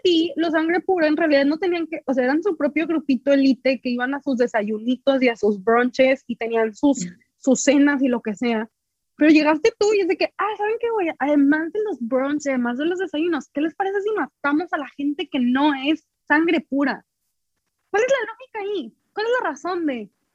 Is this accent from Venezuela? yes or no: no; Reynosa, Tamaulipas, Mexico; yo soy de Reynosa